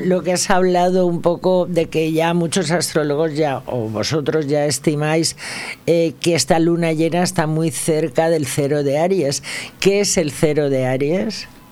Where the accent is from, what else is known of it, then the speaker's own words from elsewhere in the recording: Valencia, Valencian Community, Spain; yo nací en Ruzafa